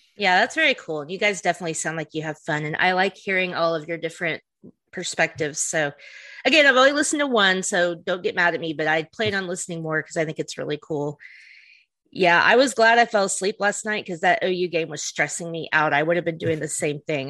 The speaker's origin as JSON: {"language": "English", "region": "the South", "country": "United States", "said": "we're from the South"}